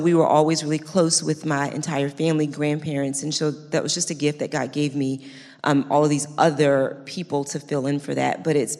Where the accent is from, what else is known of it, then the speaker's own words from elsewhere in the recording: Baltimore, Maryland, United States; moved away; also born or lived in New Jersey; I grew up in Baltimore, Maryland, in the inner city with just my mom.